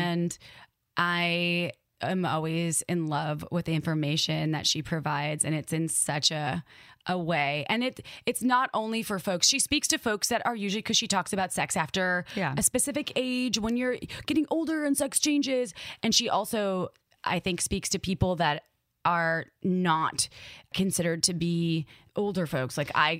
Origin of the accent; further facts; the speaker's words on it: Midwest, United States; accent: Midwest; in my brain, my Midwest accent came out